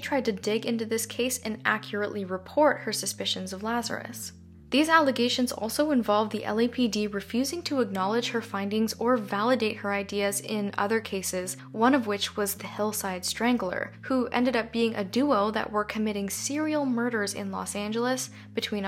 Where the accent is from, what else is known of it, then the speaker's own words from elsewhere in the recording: Canada; I'm Canadian